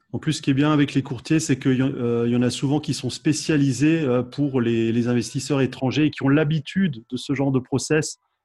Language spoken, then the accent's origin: French; France; chez nous en France